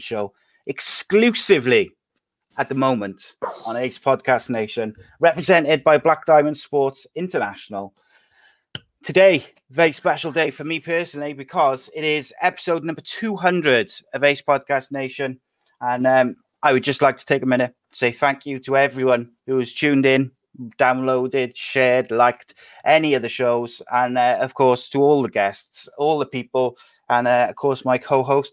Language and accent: English; Wales, United Kingdom; I'm Welshman as well